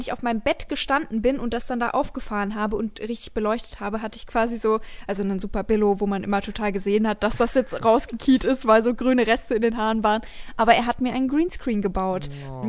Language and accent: German; Bavaria, Germany; ich komme aus Bayern und Leute denken, ich komme aus einem Kaff mit mehr Kühen als Menschen, ist es tatsächlich nicht so